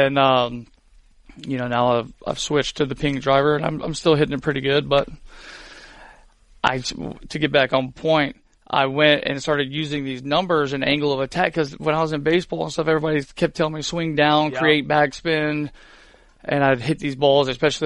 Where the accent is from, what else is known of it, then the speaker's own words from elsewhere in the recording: Pensacola, Florida, United States; I grew up in Pensacola.